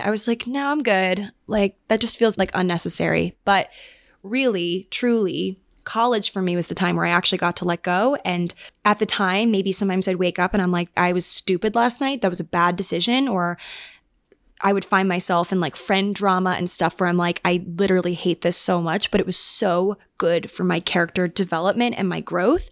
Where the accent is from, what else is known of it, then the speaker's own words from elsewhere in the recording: Maryland, United States; moved away as an adult; now in New York, United States; we actually just lived on the same cul de sac growing up in Maryland